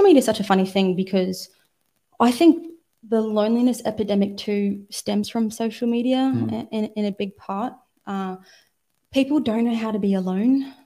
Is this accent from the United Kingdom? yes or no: no; Australia; Australia is a very interesting place. I grew up here, but we're a very young country